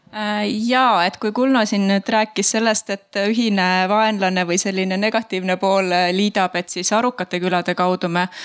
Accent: Tartu, Tartu County, Estonia; mina tulen Tartust ja Tartumaalt

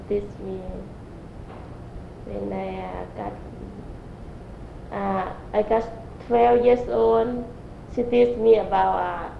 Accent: Mahaxay, Khammouane, Laos; English is a second language; moved away as an adult; also born or lived in Thailand / Philippines; now in St. Louis, United States; Yeah, I'm born from Laos.

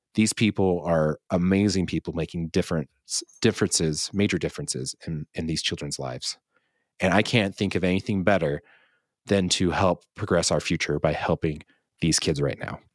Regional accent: the Basin, Utah, United States; we have people moving to my hometown, to the basin

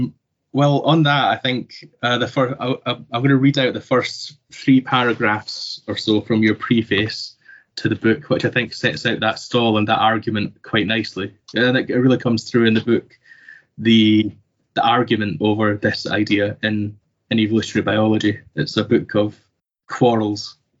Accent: Sweden; moved away as an adult; also born or lived in Scotland; now in Toronto, Canada; ever since I moved to Toronto, Canada, to begin my graduate research. Arriving in Toronto after growing up in Sweden and receiving my undergraduate training in Scotland

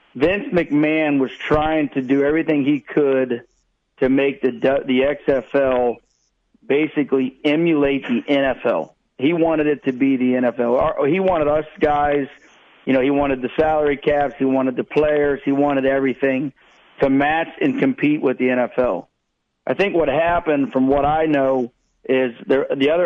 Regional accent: Columbus, Ohio, United States; I'm from Columbus, Ohio, so being able to go to Cleveland and play in your home state was all pretty cool.

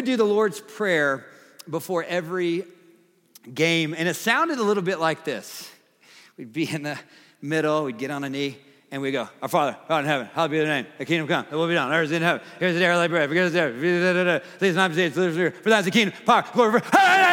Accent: the South, United States; I'm from the South

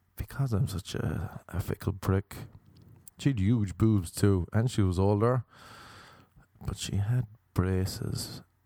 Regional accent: Ireland; also born or lived in Cork; now in Los Angeles, United States; Radiators were a big thing growing up in Ireland

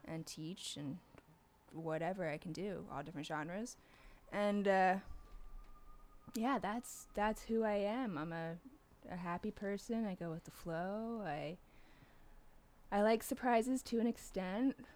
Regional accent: outside Philadelphia, Pennsylvania, United States; I grew up right outside Philly

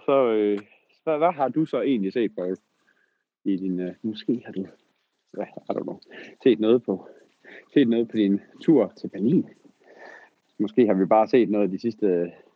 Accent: Southern Jutland, Southern Denmark, Denmark; Sønderjylland, hvor jeg kommer fra

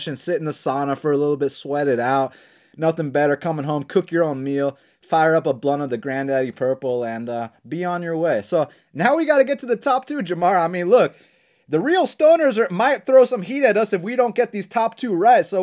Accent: Atlanta, Georgia, United States; growing up in Atlanta, Georgia

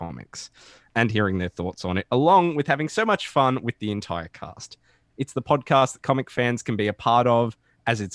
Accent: Australia

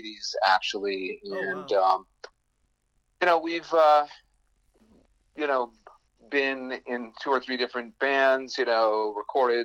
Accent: Boston, Massachusetts, United States; I was born in Boston

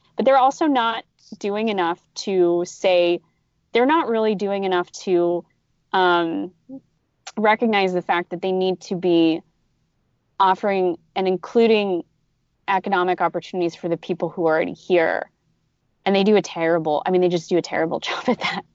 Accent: California, United States; as a Californian

